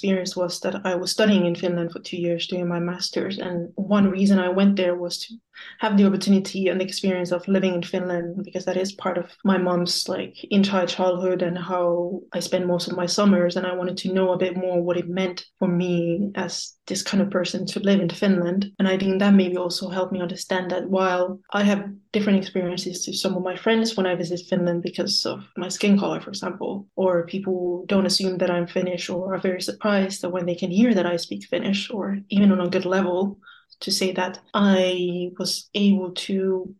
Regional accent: Luxembourg; where my family is based, where I grew up. So that was Luxembourg.

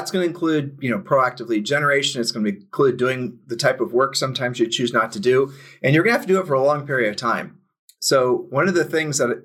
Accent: Columbus, Ohio, United States; moved away; I was born at Ohio State University Hospital, and Julie and I met at Worthington High School, and we sold real estate for almost 10 years in Columbus back in the 90s.

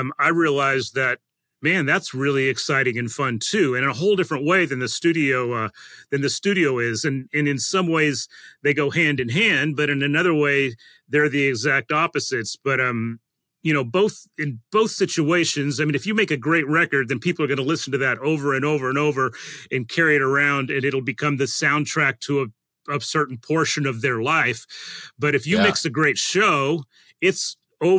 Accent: Colorado, United States; moved away as an adult; now in Nashville, United States; I grew up in Colorado and was a drummer

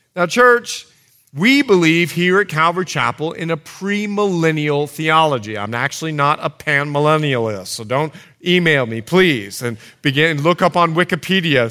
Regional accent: Bahamas; moved away; I'm from the Bahamas

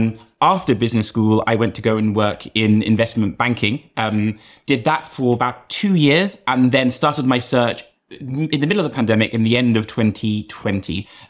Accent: London, United Kingdom; moved away as an adult; also born or lived in Boston, United States; from London originally.

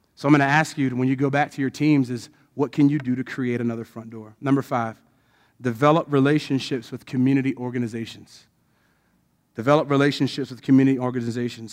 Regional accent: Odenton, Maryland, United States; I was born there. So I was born and raised in the community that I am.

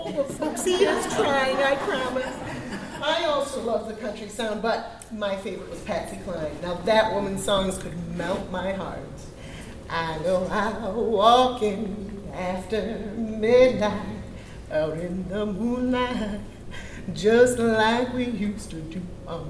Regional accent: Winona, Minnesota, United States; I was born in Winona in 1943. I graduated from the senior high in the early 60s

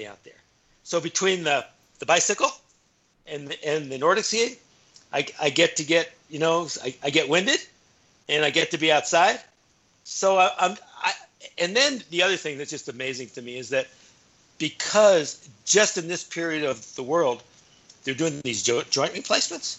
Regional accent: Flagstaff, Arizona, United States; moved away as an adult; now in Bend, United States; my hometown of Flagstaff

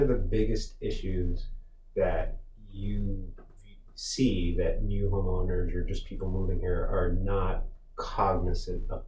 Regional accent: Las Vegas, Nevada, United States; moved away as an adult; now in Montgomery County, United States; I'm from Las Vegas, Nevada

